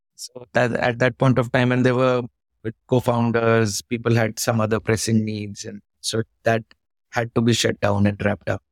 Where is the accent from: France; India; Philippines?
India; Pauri, Uttarakhand; I was born in the mountains. I'm from Uttarakhand. It was a town called Pori Garhwal.